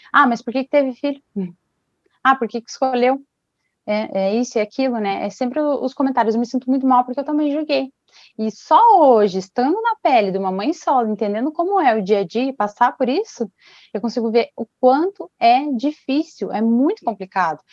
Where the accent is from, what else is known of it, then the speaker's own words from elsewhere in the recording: Ponta Grossa, Paraná, Brazil; sou de Ponta Grossa do Paraná